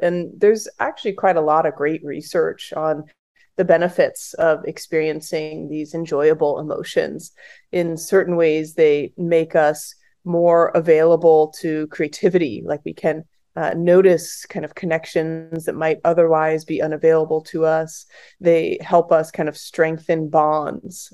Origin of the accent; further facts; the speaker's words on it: the Bay Area, California, United States; I grew up in the Bay Area